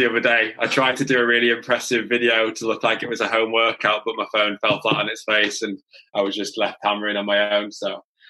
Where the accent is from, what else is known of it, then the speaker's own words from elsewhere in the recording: Cumbria, North West England, United Kingdom; So we're up just underneath Scotland in a county called Cumbria. So Dad's family has been farming here for about 400 years, so a long time.